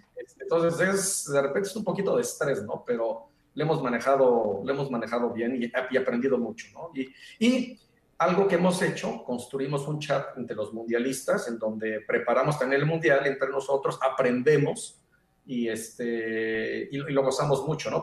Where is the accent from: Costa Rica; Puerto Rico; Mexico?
Mexico; moved away; como mexicano